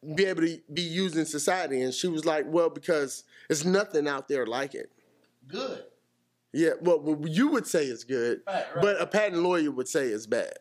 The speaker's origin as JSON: {"language": "English", "town": "Houston", "region": "Texas", "country": "United States", "said": "I'm from Houston, you know. We don't go anywhere in Houston"}